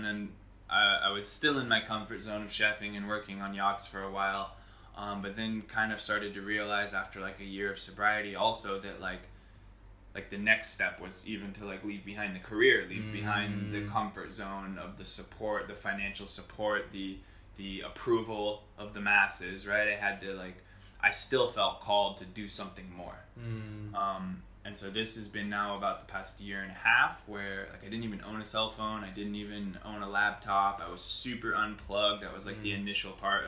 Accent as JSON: {"language": "English", "country": "United States", "tie": "born or raised there", "said": "I grew up in America. I was born in America."}